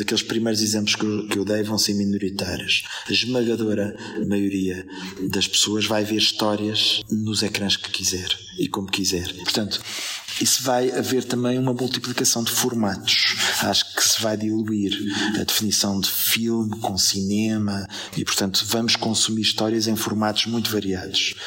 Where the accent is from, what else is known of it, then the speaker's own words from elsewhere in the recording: Portugal; nós somos, se calhar, ao mesmo tempo lisboetas, portugueses, europeus, cidadãos do mundo